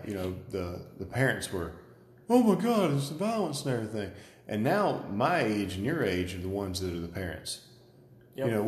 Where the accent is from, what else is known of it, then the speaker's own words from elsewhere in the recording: Georgia, United States; accent: redneck; we all sound like rednecks because we're from Georgia